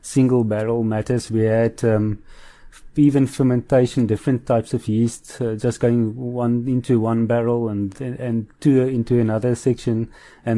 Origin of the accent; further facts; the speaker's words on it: Bredasdorp, Western Cape, South Africa; I grew up in Bredasdorp, there's only wheat and rye and all of those around us.